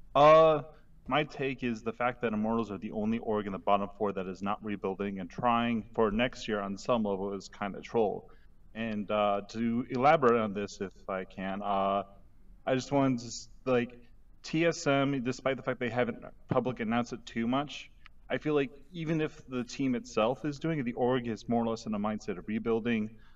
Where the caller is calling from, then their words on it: Chicago, Illinois, United States; I'm calling from suburban Chicago, Illinois.